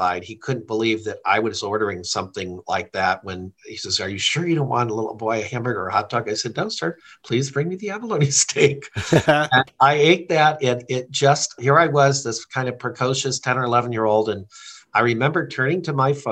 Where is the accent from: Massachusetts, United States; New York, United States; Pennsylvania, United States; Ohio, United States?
Massachusetts, United States; Amherst; also born or lived in New Hampshire / Indiana; now in Michigan, United States; I'm originally from Amherst, Massachusetts, and then our family had a fairly primitive camp up on a lake in New Hampshire. And so I spent summers there right up until I was 19. We did move to Indiana and went to school there